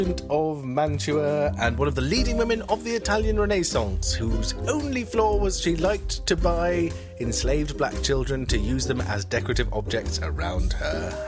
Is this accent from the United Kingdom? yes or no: yes; United Kingdom